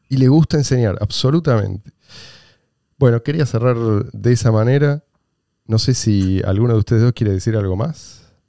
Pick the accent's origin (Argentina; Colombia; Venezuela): Argentina; Yo soy argentino. Hace 46 años que vivo en este país.